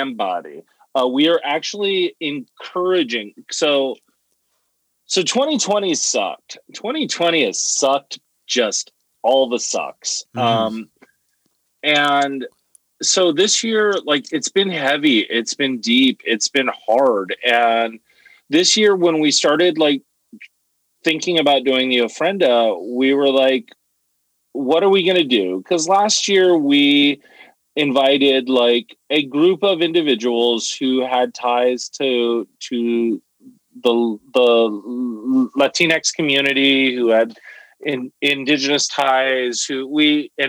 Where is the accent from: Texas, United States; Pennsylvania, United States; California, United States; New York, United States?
California, United States; Los Angeles; moved away; also born or lived in Holyoke, Massachusetts; growing up in East LA County, like we lived in a really, really bad area